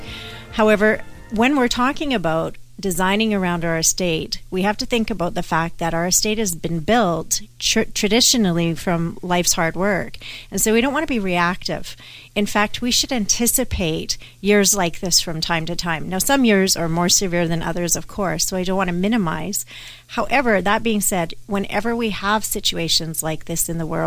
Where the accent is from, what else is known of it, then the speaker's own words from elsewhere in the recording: Canada; I am Canadian